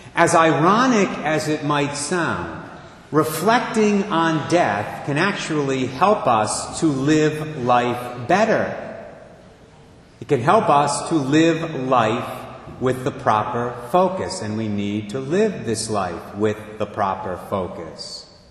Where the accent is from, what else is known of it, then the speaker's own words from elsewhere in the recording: Barrington, Rhode Island, United States; also born or lived in Providence; Our moms knew one another back in 1957. They were both living in Barrington at the time